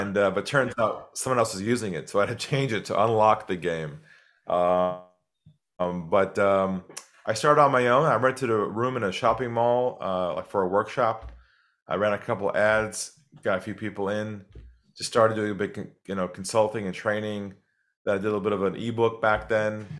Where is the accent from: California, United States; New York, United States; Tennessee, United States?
California, United States; San Diego; moved away as an adult; now in Australia; I'm originally from California, from San Diego. Grew up there